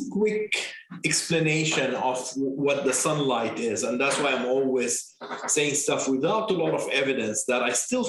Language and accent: English; Jordan; English is a second language; moved away as an adult; also born or lived in Beirut, Lebanon; now in Bethesda, United States; I am originally from Jordan. My mother is Lebanese